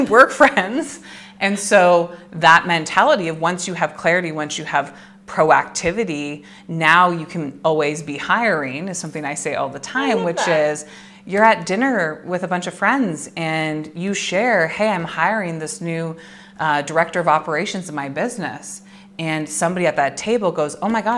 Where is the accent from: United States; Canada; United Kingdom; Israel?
Canada; I'm Canadian